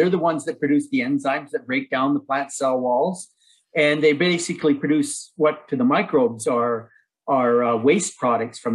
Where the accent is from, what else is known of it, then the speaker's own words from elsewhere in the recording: Innisfail, Alberta, Canada; I grew up in a town on a farm, a mixed cow-calf operation just outside of Innisfail